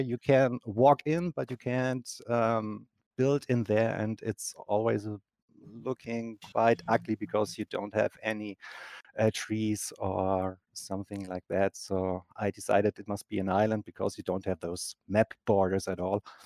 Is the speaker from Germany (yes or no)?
yes; Germany; English is a second language; I'm from Germany